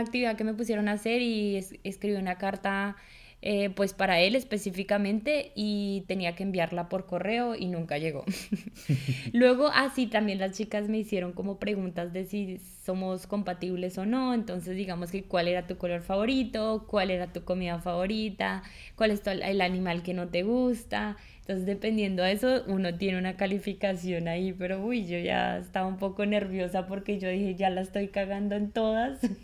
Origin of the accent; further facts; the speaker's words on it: Colombia; now in Germany; una colombiana